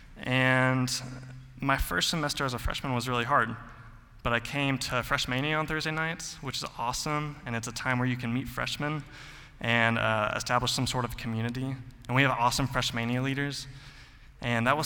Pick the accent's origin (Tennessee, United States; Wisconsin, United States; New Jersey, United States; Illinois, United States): Tennessee, United States; Mount Juliet; I grew up in Mount Juliet my whole life